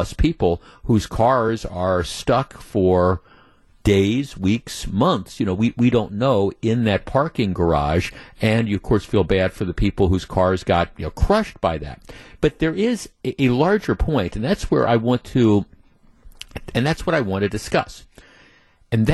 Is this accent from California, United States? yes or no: no; Glendale, Wisconsin, United States; also born or lived in Whitefish Bay, Wisconsin; I grew up in Glendale and I lived in Whitefish Bay for 30 years